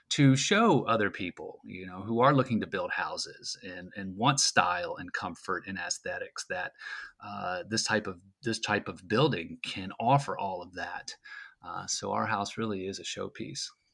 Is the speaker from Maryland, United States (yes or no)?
yes; Frederick, Maryland, United States; I'm from Frederick, Maryland, and I'm living here just north of downtown